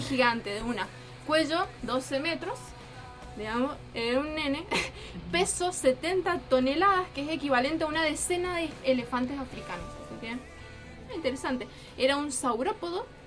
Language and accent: Spanish; Argentina; los argentinos solemos